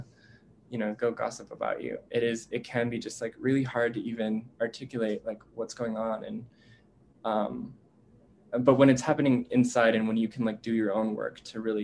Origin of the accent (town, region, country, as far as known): United States